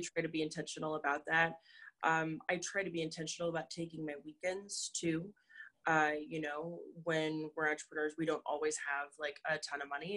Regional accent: North Dakota, United States; we we grew up in North Dakota.

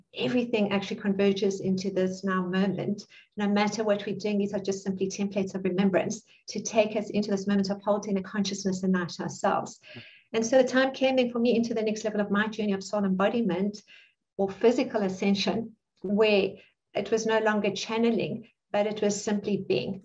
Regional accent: South Africa; also born or lived in Cape Town; I'm South African, and I live in Cape Town

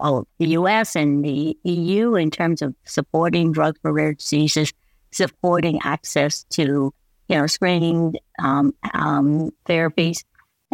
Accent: United States; moved away as an adult; now in Canada; My family came over when I was very small, so I was raised mostly in the U.S.

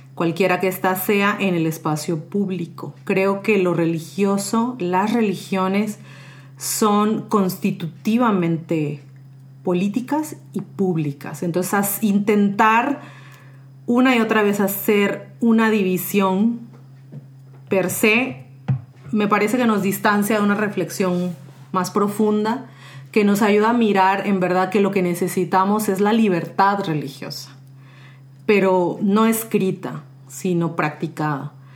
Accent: Mexico; now in San José, Costa Rica; soy originaria de México, pero tengo ya varios años viviendo en San José, Costa Rica

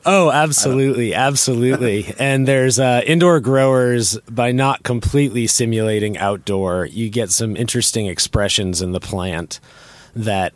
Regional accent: North Carolina, United States; I'm not from Humboldt County. I'm from North Carolina

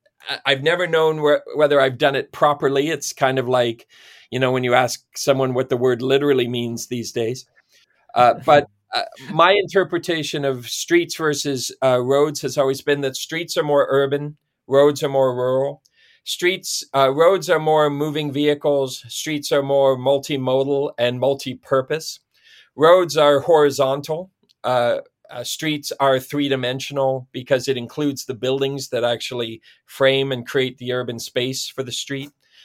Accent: Perth, Ontario, Canada; I was born and raised in Ontario, town of Perth, Ontario is my hometown.

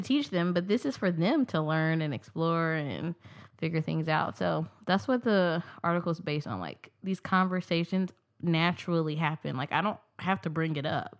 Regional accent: Kansas City, Missouri, United States; also born or lived in Columbia, Missouri; I'm from Kansas City, Missouri

